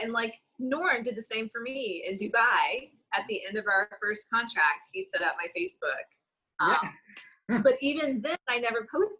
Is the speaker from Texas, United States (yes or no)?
yes; Texas, United States; accent: Texas; I like turned up the Texas accent. I'm like, I'm from Texas. Y'all know I'm from here.